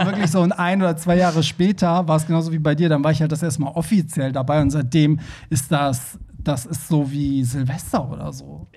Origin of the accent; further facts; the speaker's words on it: Germany; wir Deutschen